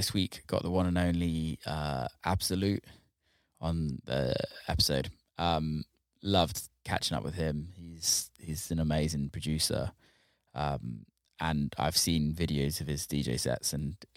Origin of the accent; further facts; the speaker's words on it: Somerset, near Cheddar, South West England, United Kingdom; I'm from like Somerset, near like Cheddar